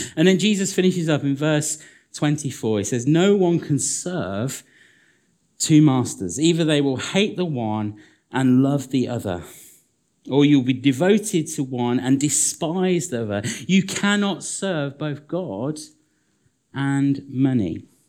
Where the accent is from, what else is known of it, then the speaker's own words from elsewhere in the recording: United Kingdom; we're British